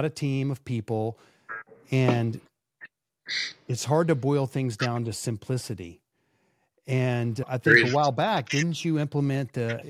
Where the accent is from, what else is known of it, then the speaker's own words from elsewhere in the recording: Dallas, Texas, United States; I'm from Dallas.